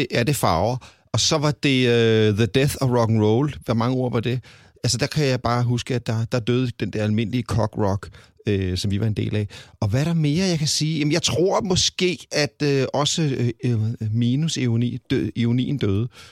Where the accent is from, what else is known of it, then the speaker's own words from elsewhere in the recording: Copenhagen, Capital Region of Denmark, Denmark; jeg kommer fra København